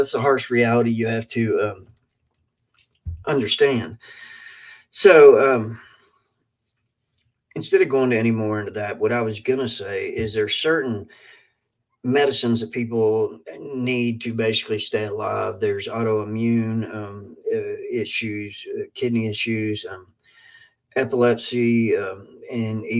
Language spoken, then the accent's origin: English; Kentucky, United States; I am from Kentucky